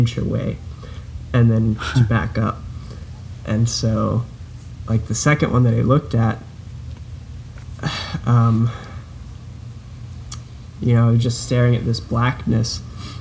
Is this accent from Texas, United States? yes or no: yes; Houston, Texas, United States; now in Louisiana, United States; where I grew up in Houston, downtown